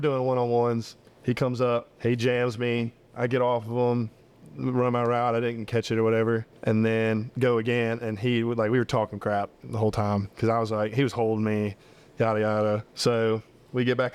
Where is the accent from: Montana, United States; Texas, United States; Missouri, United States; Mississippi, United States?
Mississippi, United States; I'm in my hometown, like, so my house is 6 minutes away